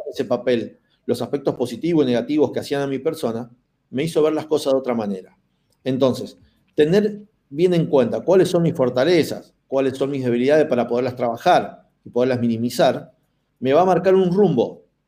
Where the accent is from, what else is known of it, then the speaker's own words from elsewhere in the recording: Argentina; nosotros tenemos acá en la, en Argentina